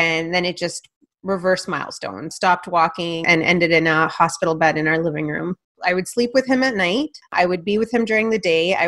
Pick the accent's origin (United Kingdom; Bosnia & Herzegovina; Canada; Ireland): Canada; first language Punjabi; English is a second language; I was born a year after they came to Canada, and they raised me from scratch